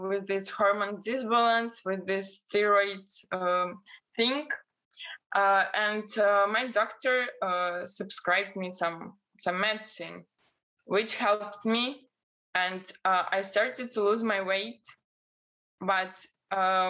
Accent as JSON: {"language": "English", "country": "Belarus", "second_language": "English", "moved": "as an adult", "lives_now": "Portugal", "said": "I'm from Belarus"}